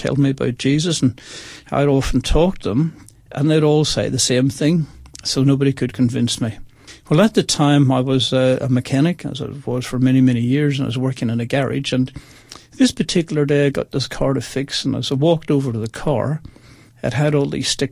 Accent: Bangor, Northern Ireland, United Kingdom; also born or lived in Belfast; now in Australia; I was born in Belfast, and then we moved to a little country place called Bangor by the seaside

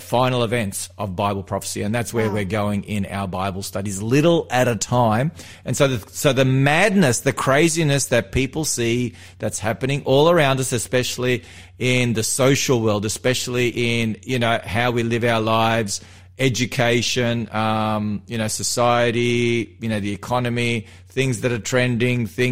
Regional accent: Melbourne, Victoria, Australia; moved away as an adult; now in New South Wales, Australia; I grew up in Melbourne. I'm from Melbourne. You know, I grew up in the western suburbs, was born there, spent the first 23 years of my life there

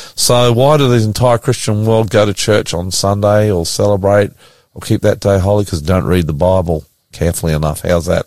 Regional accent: Australia; I'm an Australian

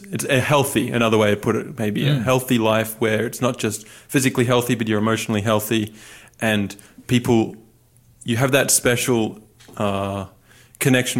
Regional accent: Newcastle, New South Wales, Australia; moved away as an adult; now in United States; I'm from the Central Coast, Newcastle area in New South Wales

